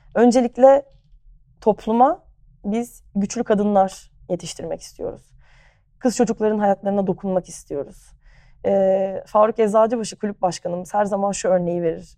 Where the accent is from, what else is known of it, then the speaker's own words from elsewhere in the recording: Ayazağa, Istanbul, Turkey; also born or lived in United States / Barcelona, Spain; Ayaza'da büyüdüm.